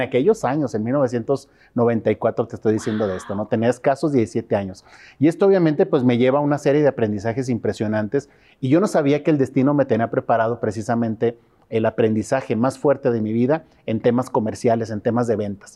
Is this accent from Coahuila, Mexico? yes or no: yes; Torreón, Coahuila, Mexico; Torreón, Coahuila, México.